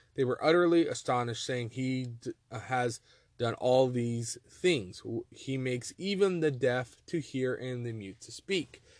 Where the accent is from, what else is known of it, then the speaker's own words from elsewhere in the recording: Texas, United States; moved away; also born or lived in Montana; I'm from Texas and I've lived in Montana